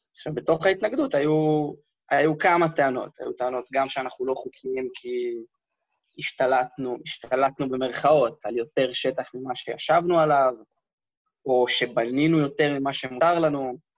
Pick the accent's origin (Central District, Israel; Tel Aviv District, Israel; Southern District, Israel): Southern District, Israel; Karmei Avdat farm; אני בתור ילד הייתי קם בבוקר, מאכיל חיות, הולך להאכיל את הסוסים